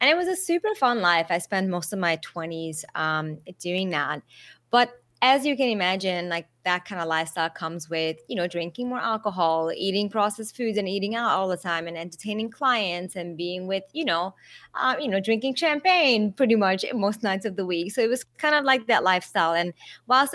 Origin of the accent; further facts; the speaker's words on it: Budapest, Hungary; moved away as an adult; also born or lived in Las Vegas, United States / Australia; now in Thailand; I was born in Budapest and spent the first 20 years of my life there.